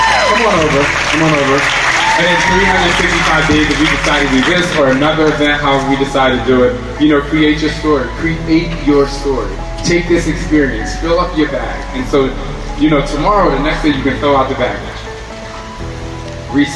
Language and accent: English; New Jersey, United States; I'm from Jersey